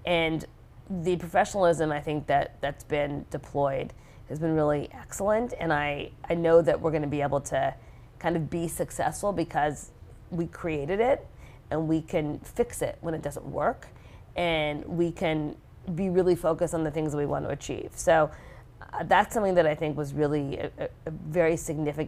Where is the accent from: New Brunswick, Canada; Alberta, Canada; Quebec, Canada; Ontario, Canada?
Quebec, Canada; Montreal; moved away; also born or lived in Singapore / Geneva, Switzerland; I grew up in Montreal, Canada